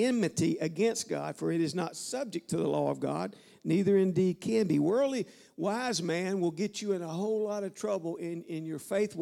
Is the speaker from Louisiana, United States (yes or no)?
yes; Louisiana, United States; moved away; I'm from Louisiana